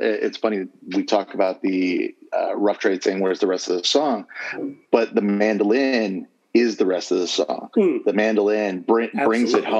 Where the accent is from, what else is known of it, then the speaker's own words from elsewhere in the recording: Southern California, United States; I grew up in Southern California